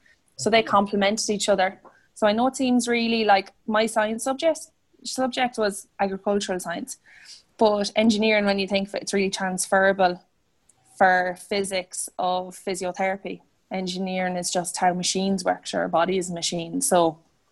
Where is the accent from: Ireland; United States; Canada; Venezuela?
Ireland; Roscommon, Connacht; I'm a physiotherapist and I'm from Roscommon